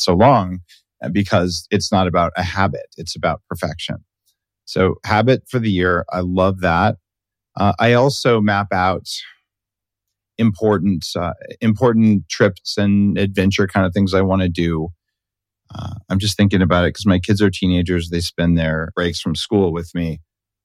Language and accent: English; New Mexico, United States; I'm from New Mexico